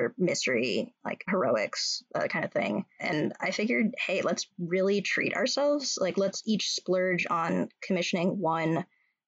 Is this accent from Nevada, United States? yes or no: no; California, United States; moved away as an adult; also born or lived in New York; now in Minnesota, United States; I'm from California, and I have a lot of ties to New York